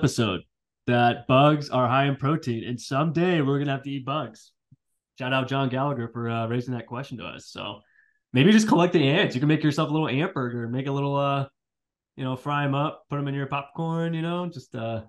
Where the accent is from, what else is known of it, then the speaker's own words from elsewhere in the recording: California, United States; now in Virginia, United States; being Californian, I'm used to the heat. I'm used to the sun.